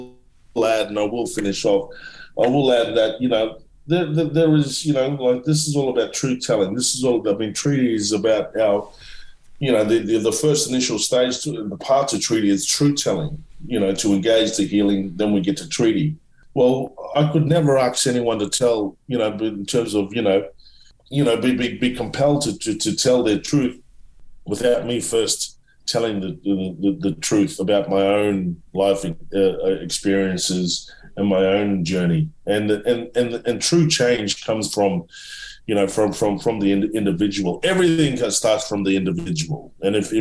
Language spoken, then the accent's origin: English; Australia; we as Australian citizens